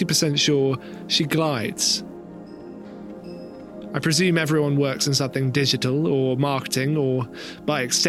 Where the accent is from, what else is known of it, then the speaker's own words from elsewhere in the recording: rural England, United Kingdom; moved away; In my hometown in rural England, where my parents still live